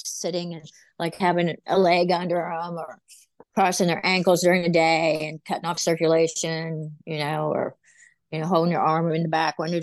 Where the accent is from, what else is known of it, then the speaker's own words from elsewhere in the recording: West Virginia, United States; now in Virginia, United States; I was from West Virginia, and then I came here to Virginia.